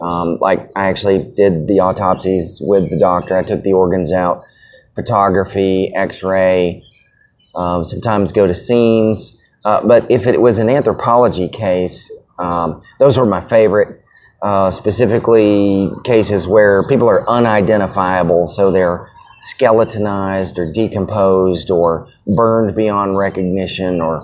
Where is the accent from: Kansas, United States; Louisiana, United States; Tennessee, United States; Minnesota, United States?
Tennessee, United States; Chattanooga; also born or lived in Germany / Knoxville, Tennessee; I was born in Chattanooga, Tennessee. Pretty average middle class family. Not a lot of trauma and or drama, so pretty good childhood